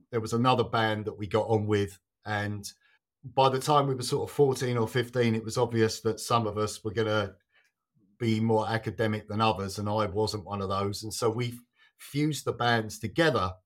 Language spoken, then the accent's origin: English; Kent, South East England, United Kingdom; born or raised there; also born or lived in London